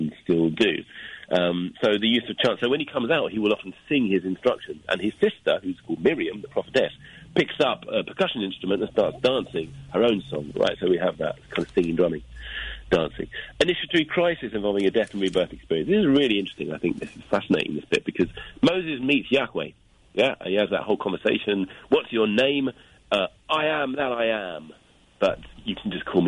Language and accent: English; London, United Kingdom; moved away as an adult; also born or lived in Japan; now in Hastings, United Kingdom; I'm from London. I just moved to Hastings yesterday